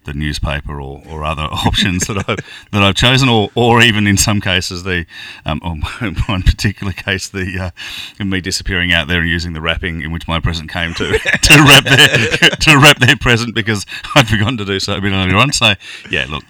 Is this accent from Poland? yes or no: no; Kelmscott, Western Australia, Australia; when I was a kid growing up in Kelmscott and in Western Australia, southern suburbs of Perth